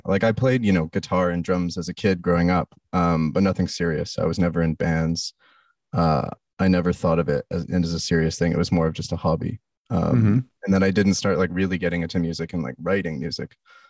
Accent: Bowen Island, British Columbia, Canada; moved away as an adult; also born or lived in Toronto, Canada; now in Montreal, Canada; Born in Toronto, moved to the West Coast as a kid. Okay. And then I grew up on an island called Bowen Island.

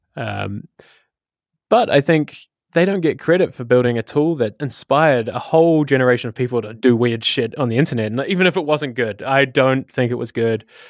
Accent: Wellington, New Zealand; moved away as an adult; now in Amsterdam, Netherlands; I come from Wellington, New Zealand, hence the um, Takawiti accent

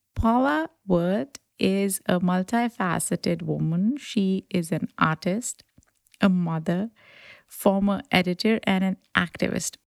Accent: Pakistan; now in United States; growing up in Pakistan

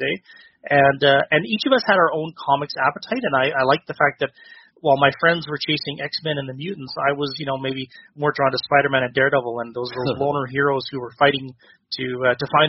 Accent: interior of British Columbia, Canada; growing up in a smaller, town in the middle of the interior of British Columbia, snowbound in the winter

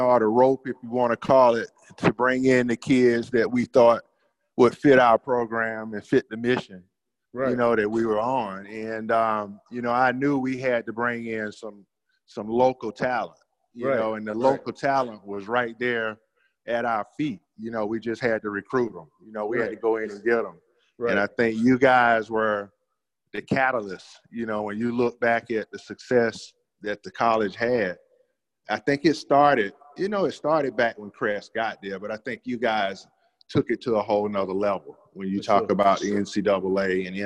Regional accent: Bennettsville, South Carolina, United States; my hometown

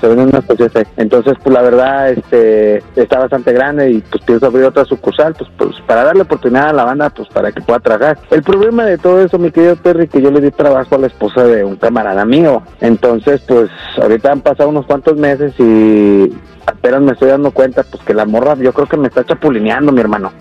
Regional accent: Mexico; now in United States; Yo llegué aquí a Estados Unidos, pues como todo mexicano

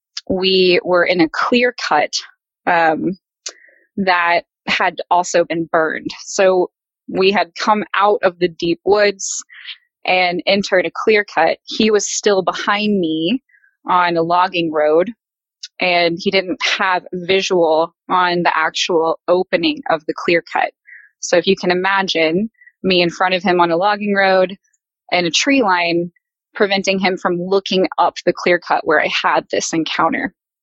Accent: Texas, United States; I'm from Texas, actually. So I don't have a whole lot of experiences with bears.

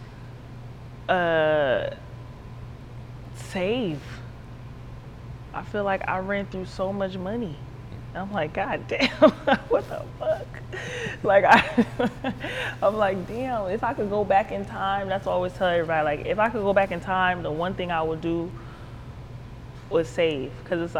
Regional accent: Broward County, Florida, United States; Originally, I'm from Broward County, Florida.

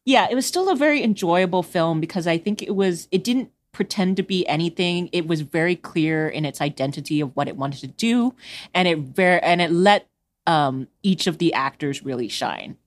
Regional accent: Houston, Texas, United States; I'm from Houston, so I'm on the, uh, east, sort of e-, southeast side

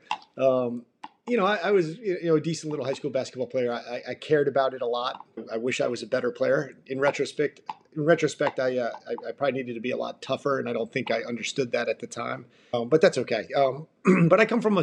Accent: New York City area suburbs, United States; moved away; I grew up in the New York City area, in the suburb of New York City

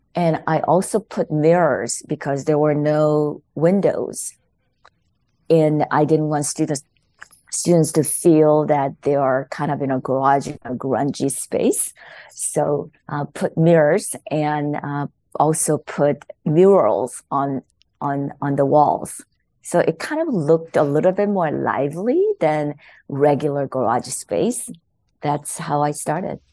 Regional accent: South Korea; English is a second language; moved away as an adult; now in United States; There was English class in South Korea at that time, but there was no non Koreans in living in Korea

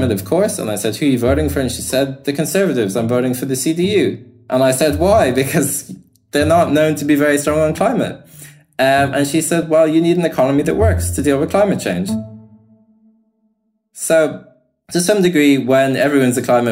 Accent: Ireland; moved away as an adult; now in Germany; I'm Irish. I grew up. I left college in 2013.

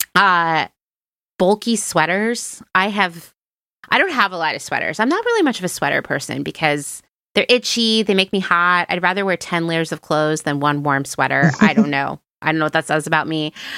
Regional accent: East Coast, United States; moved away as an adult; also born or lived in Philadelphia / Los Angeles; I grew up on the East Coast

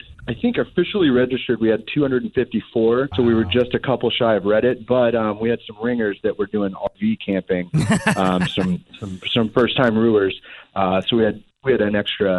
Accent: Oklahoma, United States; I'm from Oklahoma and my brothers live there.

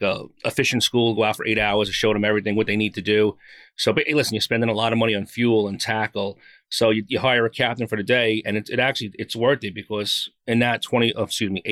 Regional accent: Long Island, New York, United States; I am from Long Island, New York.

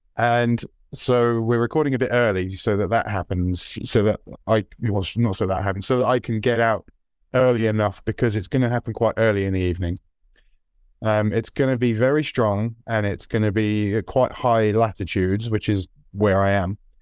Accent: United Kingdom; British passport holders

